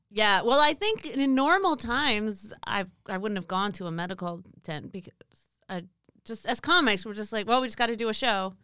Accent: Pasadena, California, United States; I'm originally from Southern California

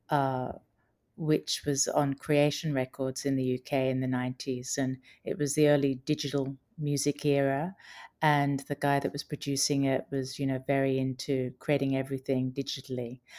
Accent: Brisbane, Queensland, Australia; moved away as an adult; also born or lived in England / London; I was born in England, and I have Australian parents, and I grew up in Brisbane, Australia, and then I spent a lot of my adult life in in London, which is where I trained as a lawyer.

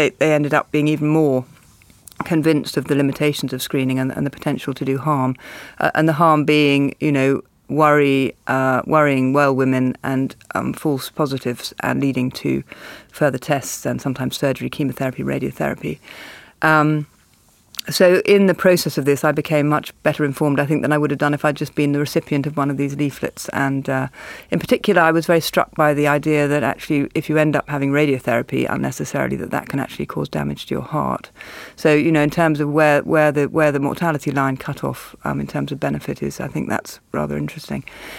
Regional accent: Australia; now in Cambridge, United Kingdom; I love the idea as an Australian, Ray. You think Oxford... I live in Cambridge, of course, which is miles away and completely...

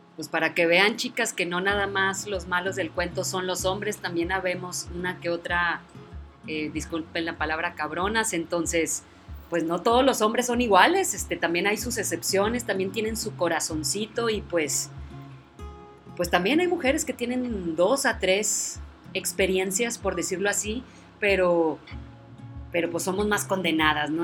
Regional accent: Monterrey, Nuevo León, Mexico; now in Valle Hermoso, Mexico; yo soy de Monterrey

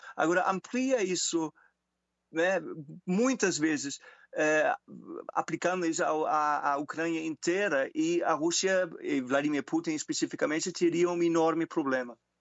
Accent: Germany; Portuguese is a second language; moved away; Eu sou alemão

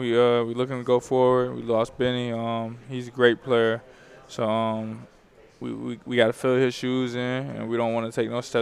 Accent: Youngstown, Ohio, United States; moved away as an adult; now in Kentucky, United States; I'm from Youngstown, Ohio

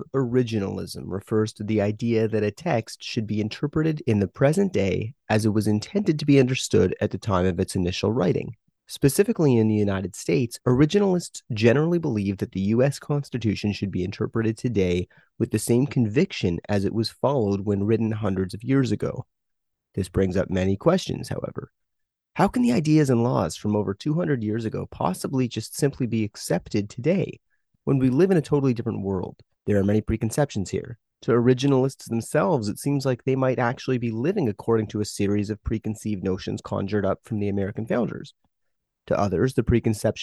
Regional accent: Canada; I'm Canadian

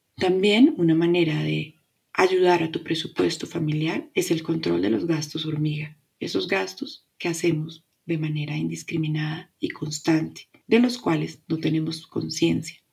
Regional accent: Colombia; Mi país, Colombia

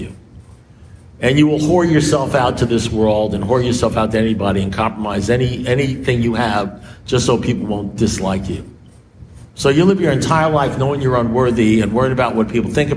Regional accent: New York, United States; I'm a New Yorker

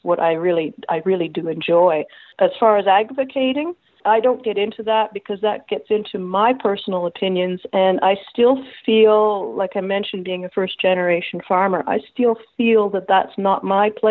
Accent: Toronto, Ontario, Canada; also born or lived in Guelph; I was born and raised in Toronto.

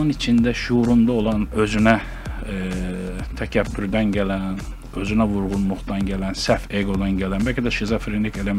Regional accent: Azerbaijan; Biz Azərbaycanlıyıq

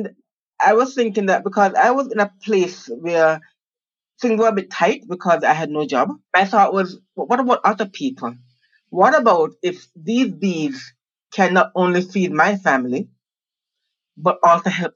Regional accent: Jamaica; also born or lived in United States; I'm Jamaican, but I went to school in the States, to Rice University and then MIT, where I have degrees in civil and environmental engineering. Then I came back to Jamaica. I came back home

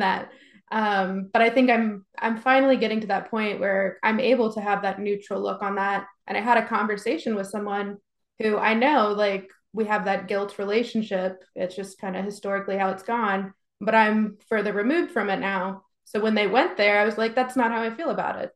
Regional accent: Texas, United States; growing up in Texas

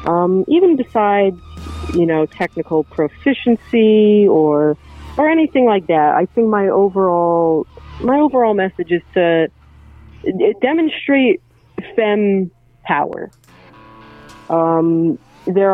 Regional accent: New Jersey, United States; our parents picked the same state to raise us all

